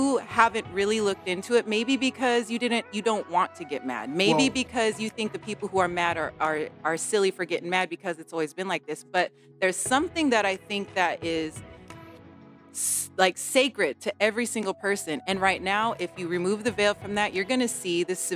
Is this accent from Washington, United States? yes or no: yes; Coulee Dam, Washington, United States; also born or lived in Nespelem, Washington; I grew up on the Colville Confederated Reservation